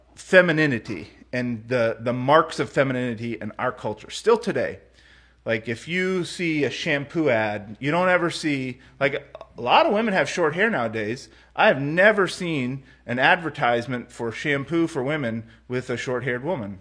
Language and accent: English; United States; I'm an American